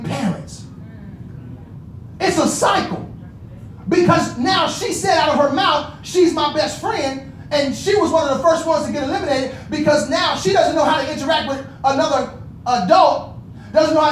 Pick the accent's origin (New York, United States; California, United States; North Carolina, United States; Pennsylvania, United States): California, United States; Inglewood; I'm from Inglewood